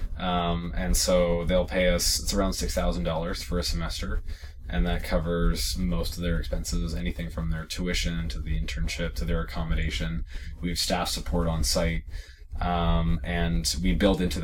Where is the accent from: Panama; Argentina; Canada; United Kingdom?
Canada; also born or lived in East Africa; I'm Canadian